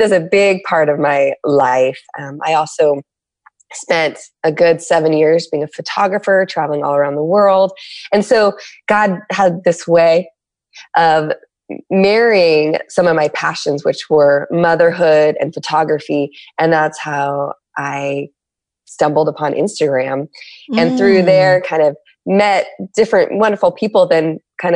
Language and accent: English; San Diego, California, United States; I'm from San Diego.